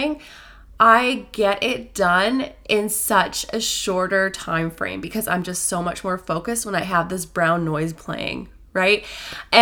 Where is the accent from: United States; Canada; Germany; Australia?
Canada; Newfoundland and Labrador; moved away; I'm in my hometown in Newfoundland